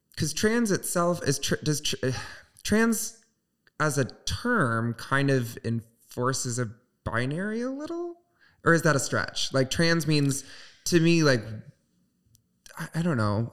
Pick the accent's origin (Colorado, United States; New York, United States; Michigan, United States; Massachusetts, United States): Michigan, United States; Southwest; moved away; I'm from Southwest Michigan, uh, so very small town religious